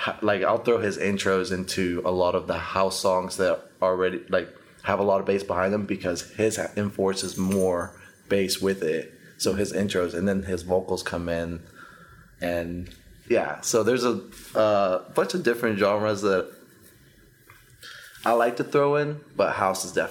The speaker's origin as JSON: {"language": "English", "town": "Dallas", "region": "Texas", "country": "United States", "tie": "born or raised there", "also_born_or_lived": "Costa Rica / Denton, Texas", "said": "I was there till I was 6. And then I moved to Texas and grew up here. I actually grew up in the North Dallas area."}